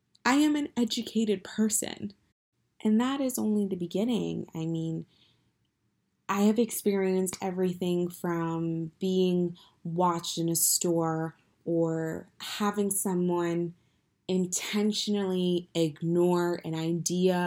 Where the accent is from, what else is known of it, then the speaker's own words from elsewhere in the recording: New Jersey, United States; I am from New Jersey